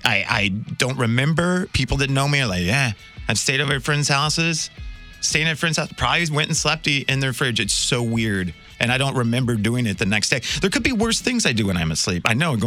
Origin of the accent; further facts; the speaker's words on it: Wichita, Kansas, United States; moved away as an adult; also born or lived in Dallas, Texas / Austin, Texas / Virginia Beach / Milwaukee; now in St. Louis, United States; I was born and raised in Wichita, Kansas.